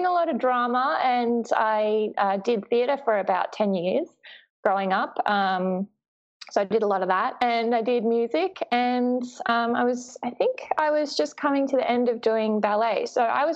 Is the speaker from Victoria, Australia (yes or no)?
no; Sydney, New South Wales, Australia; I grew up near Manly on the Northern Beaches in Sydney